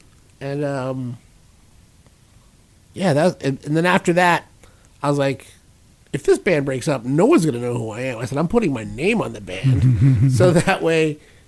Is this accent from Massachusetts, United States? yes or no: yes; Brockton, Massachusetts, United States; also born or lived in Sault Ste. Marie, Michigan; No, but I've been here a long time, but I was born in Michigan, but I grew up in Brockton, Massachusetts.